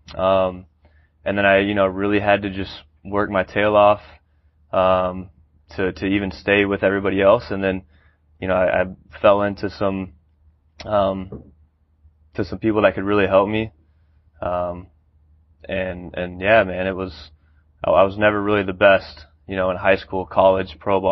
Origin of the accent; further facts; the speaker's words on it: Georgetown, Texas, United States; also born or lived in Austin, Texas; I was born in Austin, went to high school in Georgetown, Texas, just north of Austin